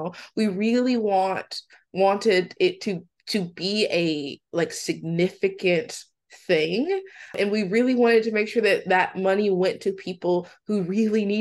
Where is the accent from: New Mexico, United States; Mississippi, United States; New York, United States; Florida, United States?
Mississippi, United States; I'm from Mississippi, and my mom has 4 children